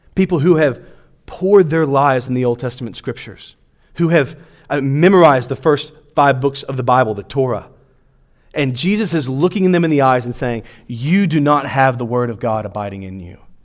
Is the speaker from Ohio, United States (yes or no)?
no; Louisiana, United States; now in Clermont, United States; I grew up in Louisiana